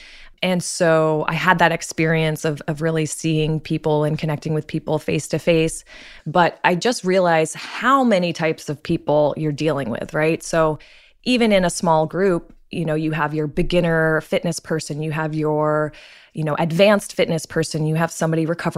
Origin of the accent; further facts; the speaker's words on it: Martha's Vineyard, Massachusetts, United States; I'm originally from Martha's Vineyard, Massachusetts. So I'm surrounded by the water, very active family.